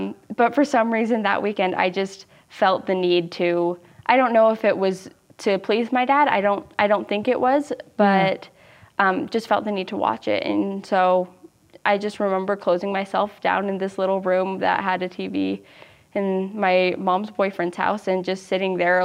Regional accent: Utah Valley, United States; growing up in Utah Valley is kind of weird

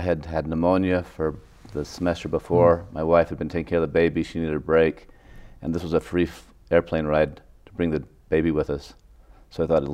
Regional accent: Salt Lake City, Utah, United States; also born or lived in Stanford, California; I was born in Salt Lake.

